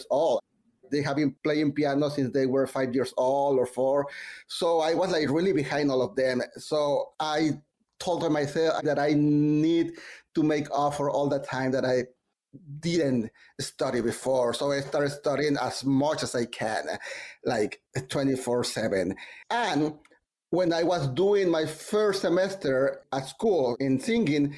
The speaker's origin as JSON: {"language": "English", "country": "Mexico", "moved": "yes", "lives_now": "New York, United States", "said": "I'm from Mexico"}